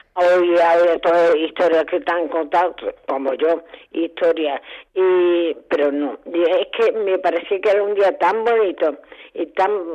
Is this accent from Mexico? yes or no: no; Seville, Andalusia, Spain; now in Madrid, Spain; como yo me criado en Sevilla